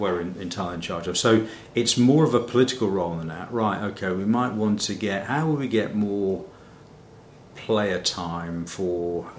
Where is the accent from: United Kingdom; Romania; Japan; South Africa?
United Kingdom; Midlands; Yeah, I've come from a very normal background. I'm from the Midlands.